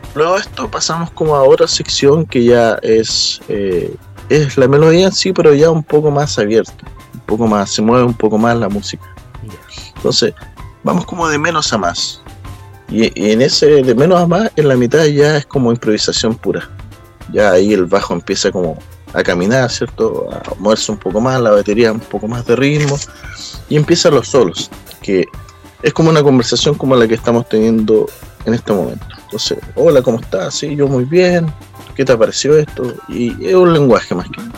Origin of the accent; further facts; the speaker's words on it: Maule, Chile; nuestro corazón chileno, eh, con influencia, ¿cierto? de los otros continentes, pero queremos mostrar nuestro, nuestra música en sí, maulina y chilena